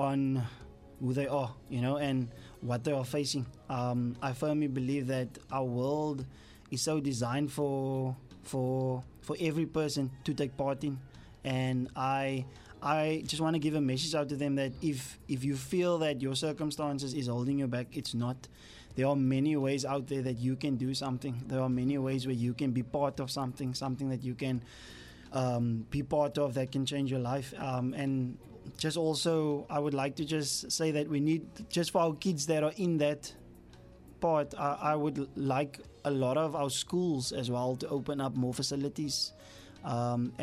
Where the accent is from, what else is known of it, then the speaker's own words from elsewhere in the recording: South Africa; our whole South Africa nation